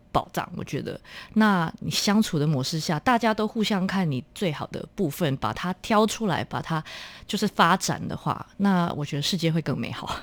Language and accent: Chinese; Malaysia; moved away as an adult; also born or lived in Australia; now in Taipei, Taiwan; 我们马来西亚有分小，小学， 有一些小学是 纯粹就是母语的， 那我，嗯。我们是在那种华， 华文那种教育系统长大的